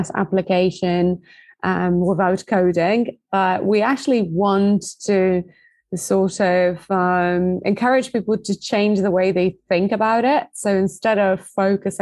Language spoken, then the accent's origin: English; Poland; originally from Poland, hence the difficult last name